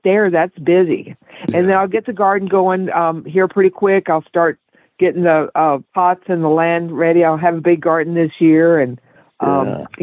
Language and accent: English; West Texas, United States; I grew up in West Texas